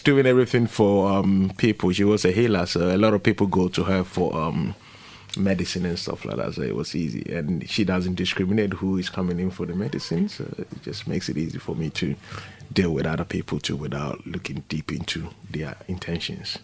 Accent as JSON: {"language": "English", "country": "Ghana", "tie": "born or raised there", "moved": "yes", "lives_now": "London, United Kingdom", "said": "I come from Ghana"}